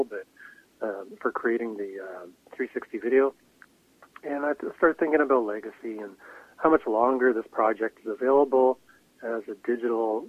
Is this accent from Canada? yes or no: yes; Vancouver, British Columbia, Canada; growing up in Vancouver